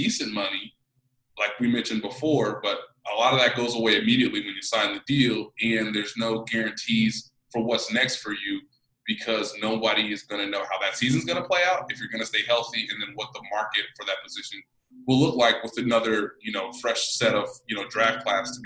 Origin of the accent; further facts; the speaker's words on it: Kansas City, Missouri, United States; I'm from Kansas City